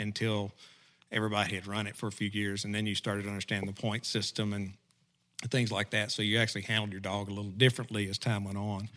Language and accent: English; McGehee, Arkansas, United States; also born or lived in Pea Ridge, Arkansas; I grew up in, uh, small town, Southeast Arkansas called McGee, Arkansas